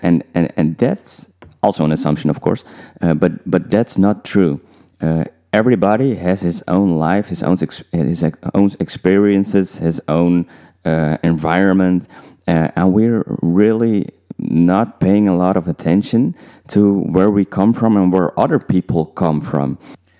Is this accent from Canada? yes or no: no; Netherlands; also born or lived in Suriname (parents); I was growing up in the Netherlands